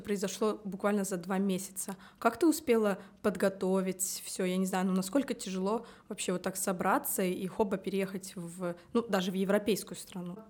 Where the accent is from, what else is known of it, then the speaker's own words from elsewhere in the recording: Tallinn, Harju County, Estonia; я родилась в Таллине